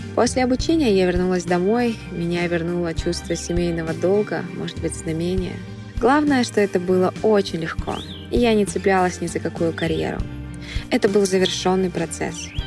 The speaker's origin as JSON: {"language": "Russian", "region": "Almaty", "country": "Kazakhstan", "tie": "born or raised there", "said": "я из Казахстана."}